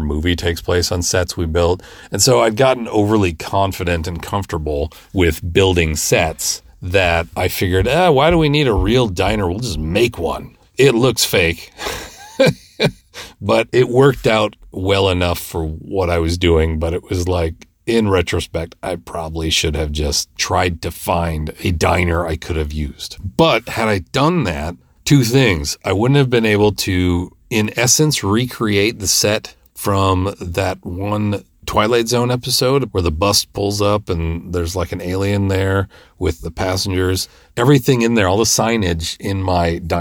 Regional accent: Midwest, United States; I'm from the Midwest.

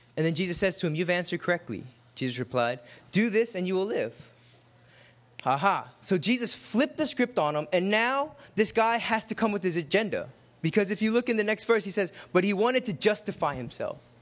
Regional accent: United States; we're American when we wear tennis shoes

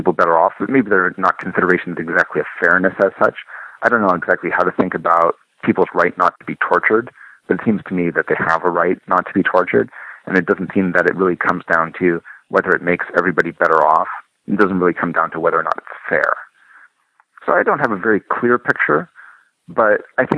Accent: Canada; I'm a Canadian

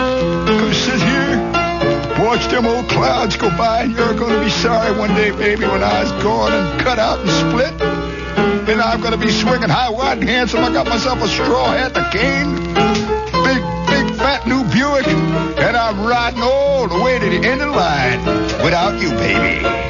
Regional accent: Chicago, Illinois, United States; Yeah, I'm from Chicago. That wind blows cold down State Street, whistles along Randolph

